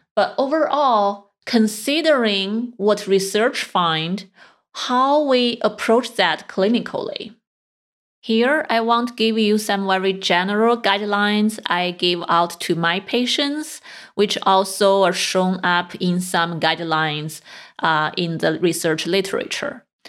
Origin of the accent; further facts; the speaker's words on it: China; moved away; I grew up in China